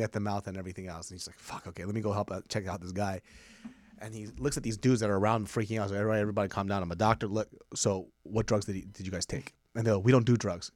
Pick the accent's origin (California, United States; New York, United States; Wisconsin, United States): California, United States; Sacramento; I'm from Sacramento